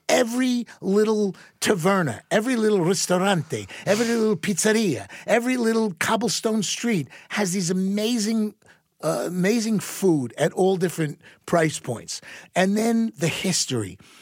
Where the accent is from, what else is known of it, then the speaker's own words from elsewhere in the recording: Long Island, New York, United States; moved away; I grew up back on Long Island, back in the sixties and seventies, in the suburbs